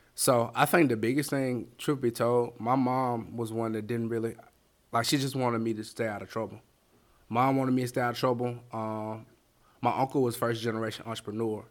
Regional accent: Bessemer, Alabama, United States; also born or lived in Berea, Kentucky; now in Birmingham, United States; born in Bessemer, Alabama. I was raised in Bessemer, Alabama

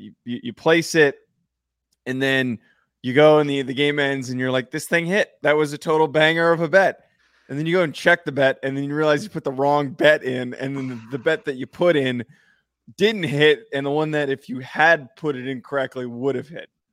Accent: New Jersey, United States; I'm an Italian. I'm from New Jersey.

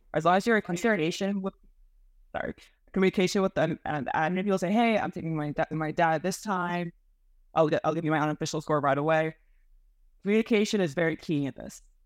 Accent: Miami, Florida, United States; I was born and raised in Miami, Florida

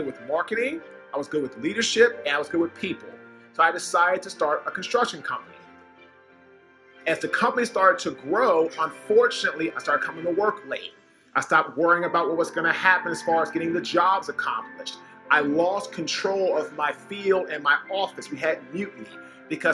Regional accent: Washington, District of Columbia, United States; I'm originally from Washington, D.C.

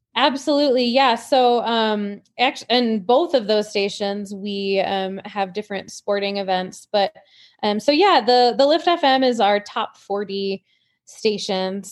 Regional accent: Indian River, Michigan, United States; moved away as an adult; also born or lived in Petoskey, Michigan / Denver, Colorado; now in Keystone, United States; I grew up in Indian River and, um, lived in Petoskey in northern Michigan

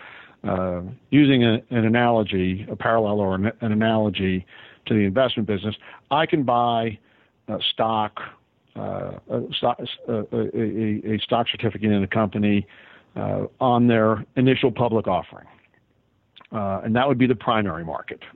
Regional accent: Northeast, United States; moved away as an adult; now in Tampa, United States; born and raised in the Northeast

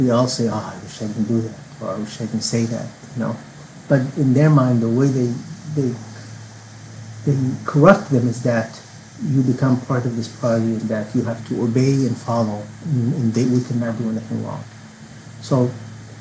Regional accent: North Yemen, Yemen; I'm from the North

